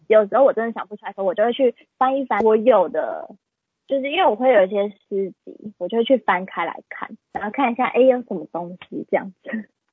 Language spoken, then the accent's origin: Chinese; Taipei, Taiwan; 我自己真的就是图生图长的台北孩子